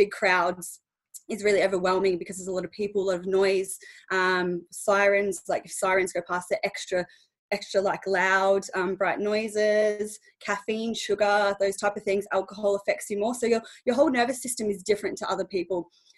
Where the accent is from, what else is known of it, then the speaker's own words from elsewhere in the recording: Australia; moved away as an adult; now in England, United Kingdom; So basically 2 and a bit years ago I moved over to England from Australia.